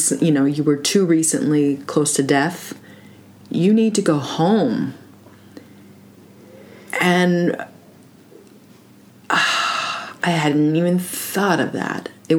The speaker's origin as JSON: {"language": "English", "region": "Minnesota", "country": "United States", "tie": "born there", "said": "I was born in Carlton County."}